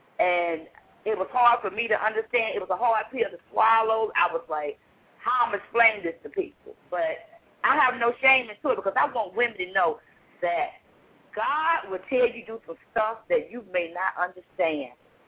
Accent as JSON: {"language": "English", "region": "Virginia", "country": "United States", "lives_now": "New York City, United States", "said": "But I came from Virginia. I came to a place that they say all kinds of crimes are going on."}